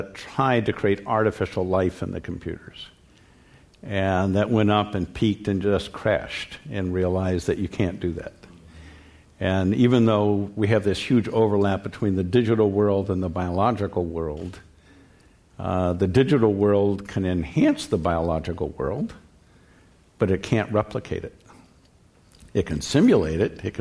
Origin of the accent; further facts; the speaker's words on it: California, United States; growing up in California